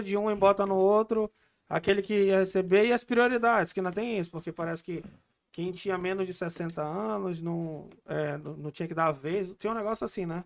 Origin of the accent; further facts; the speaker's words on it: Amazonas, Brazil; eu sou da Amazonas